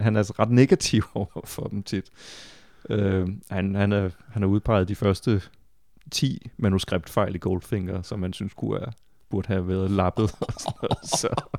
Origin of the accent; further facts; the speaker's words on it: Funen, Southern Denmark, Denmark; jeg er også selv fra Fyn og fra samme år som dig